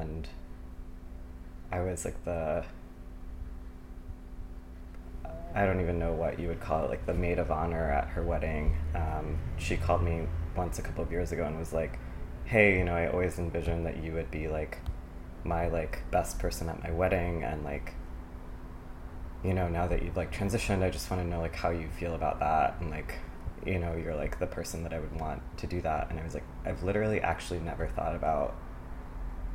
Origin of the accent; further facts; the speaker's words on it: Stamford, Connecticut, United States; also born or lived in Los Angeles area, California / Palo Alto, California; now in Brooklyn, United States; I grew up primarily in Stamford, but my dad has worked for IBM for almost 40 years, and so we used to move around kind of in between California and Connecticut